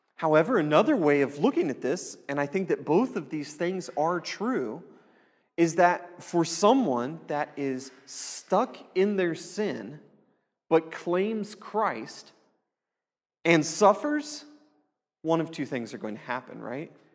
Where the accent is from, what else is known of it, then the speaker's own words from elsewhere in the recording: United States; as An American